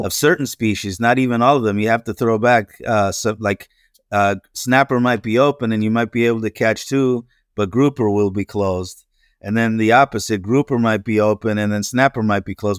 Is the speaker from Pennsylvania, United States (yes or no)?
yes; Pennsylvania, United States; moved away as an adult; now in Florida, United States; I grew up in Pennsylvania, uh, that which is the nor-, in the northeast, northeastern part of the U S